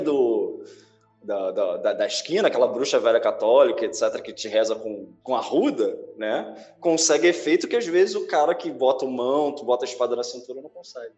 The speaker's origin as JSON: {"language": "Portuguese", "country": "Brazil", "said": "a gente tem muita facilidade sendo brasileiro"}